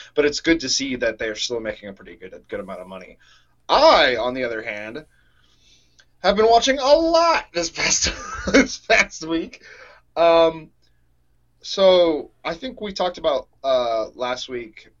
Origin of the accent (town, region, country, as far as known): Atlanta, Georgia, United States; born or raised there; now in Tennessee, United States